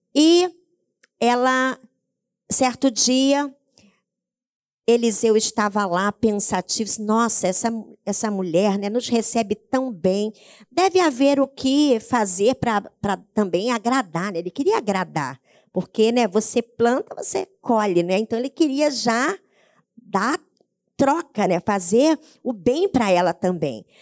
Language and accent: Portuguese; interior of Paraná, Brazil; eu sou do interior do Paraná, na minha casa tinha, nós morávamos numa chácara